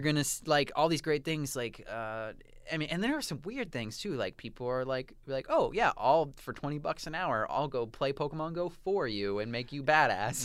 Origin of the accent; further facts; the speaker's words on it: United States; now in Toronto, Canada; I am American